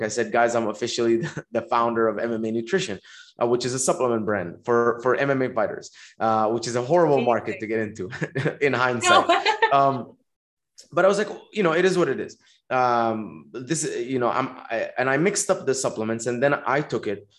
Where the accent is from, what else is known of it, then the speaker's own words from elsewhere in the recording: Dubai, United Arab Emirates; moved away as an adult; also born or lived in Egypt; now in Los Angeles, United States; I was born in Egypt. I grew up in Dubai, um, spent uh, 18 years there, and then uh, I came to America to go to college.